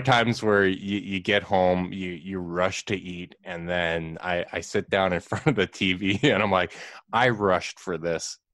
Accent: Winnipeg, Manitoba, Canada

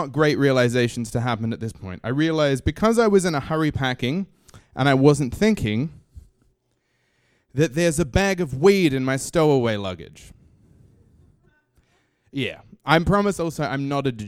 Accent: Australia; moved away as an adult; now in New York, United States; I come from Australia

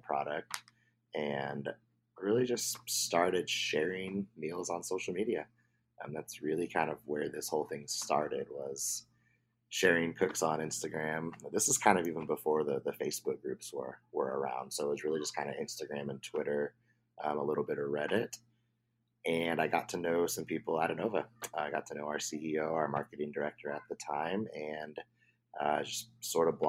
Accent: Oregon, United States; also born or lived in Alabama; now in San Francisco Bay Area, United States; I grew up in Oregon

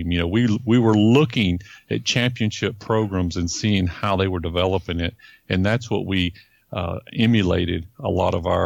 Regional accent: Florida, United States; because um, I was from Florida. I had been in Florida for so many years

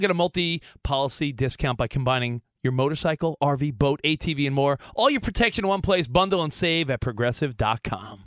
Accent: New York, United States; I grew up in New York

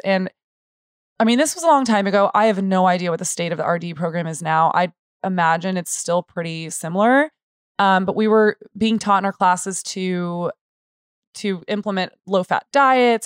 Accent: San Antonio, Texas, United States; also born or lived in Austin; I was born and raised in San Antonio

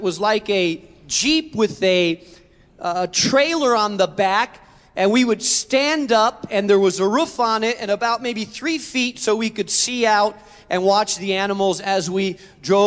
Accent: Chicago, Illinois, United States; I'm from Chicago

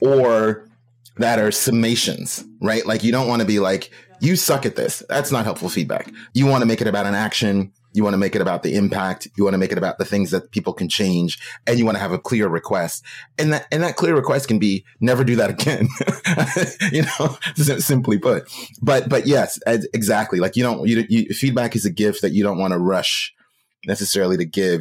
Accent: Oakland, California, United States; I'm from Oakland

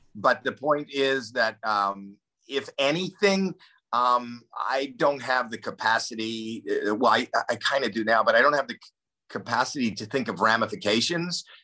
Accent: Toronto, Ontario, Canada; I grew up in Toronto, so there's winter

